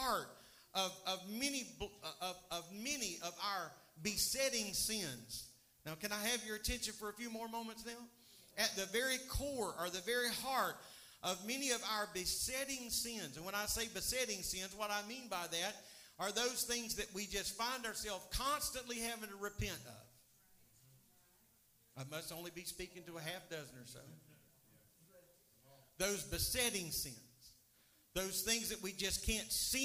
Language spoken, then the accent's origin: English; United States; I am an American